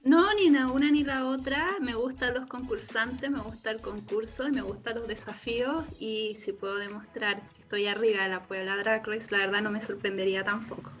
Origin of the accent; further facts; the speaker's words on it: Magallanes and Chilean Antarctica, Chile; now in Santiago, Chile; soy nacida y criada en Magallanes, pero transmitiendo en directo desde el corazón de Santiago de Chile